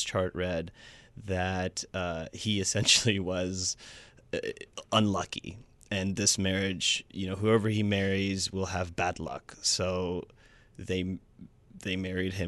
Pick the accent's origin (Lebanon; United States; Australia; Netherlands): United States; Huntsville, Alabama; moved away; also born or lived in Atlanta; grew up in Huntsville, Alabama, where Christianity kind of reigns true